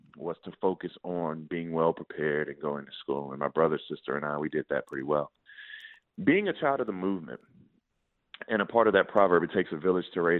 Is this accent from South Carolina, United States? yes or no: yes; Denmark, South Carolina, United States; I grew up in a small town called Denmark